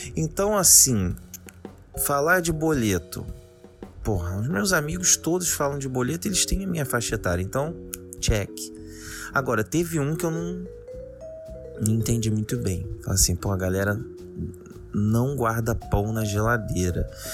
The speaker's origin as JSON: {"language": "Portuguese", "region": "Rio de Janeiro", "country": "Brazil", "said": "de onde eu sou, do Rio de Janeiro"}